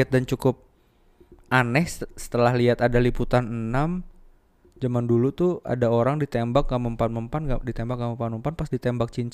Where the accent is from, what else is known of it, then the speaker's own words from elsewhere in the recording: Java, Indonesia; yang gue tahu terakhir di di kampung gue di Jawa